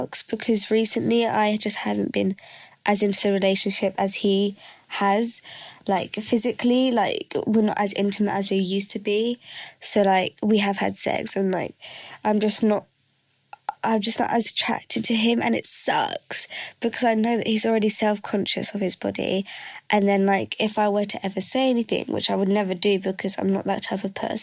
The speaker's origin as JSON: {"language": "English", "region": "England", "country": "United Kingdom", "said": "I'm 17 and I'm from England"}